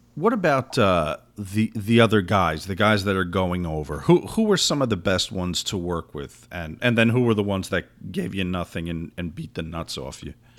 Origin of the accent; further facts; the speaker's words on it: New Jersey, United States; also born or lived in Florida; I'm from New Jersey